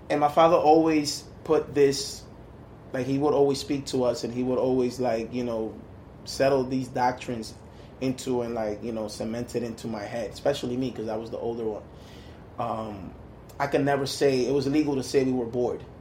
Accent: Saint Petersburg, Russia; born there; I was born in Russia, born in St. Petersburg. Oh, wow. You know, used to be Leningrad when I was born, and you know that was during the communist time.

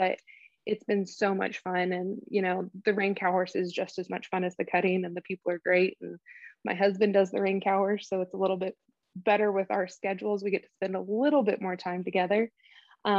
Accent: California, United States; moved away as an adult; also born or lived in Oklahoma; I was born and raised in California.

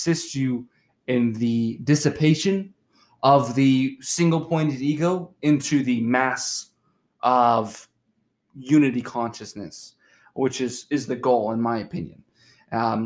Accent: United States; as Americans, people growing up in the West

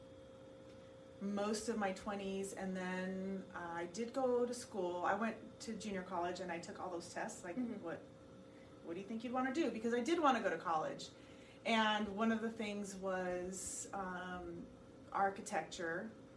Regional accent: Fremont, California, United States; also born or lived in Oakland, California; I grew up in Fremont, Bay Area, East Bay

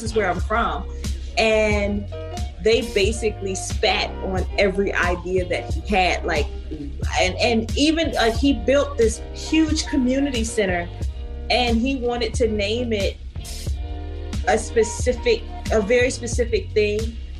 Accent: Lawrenceville, Virginia, United States; Quiet and quaint, and everybody is always in your business, and you know, it's. You know, your family is right there. Like, I mean, literally in your backyard. I grew up where my parents live now.

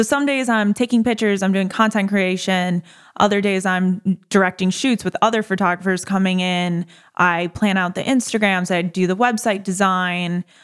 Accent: Buffalo, New York, United States; now in Delray Beach, United States; I'm from Buffalo

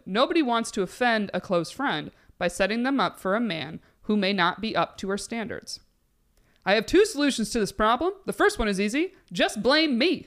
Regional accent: Binghamton, New York, United States; we're from Binghamton area. My brother's there.

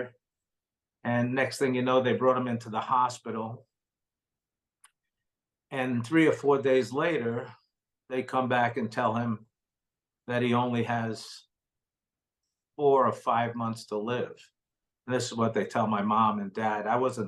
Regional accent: New York City, New York, United States; I grew up in Brooklyn, New York

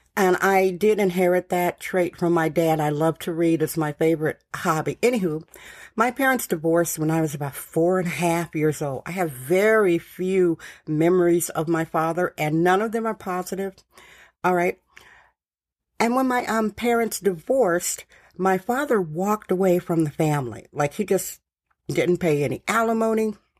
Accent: Milwaukee, Wisconsin, United States; moved away; also born or lived in San Francisco; I am originally from Milwaukee, Wisconsin.

